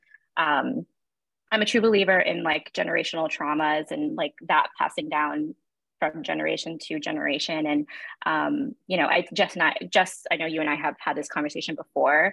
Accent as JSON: {"language": "English", "town": "New York City", "region": "New York", "country": "United States", "tie": "born or raised there", "said": "I am born and bred in Williamsburg, Brooklyn"}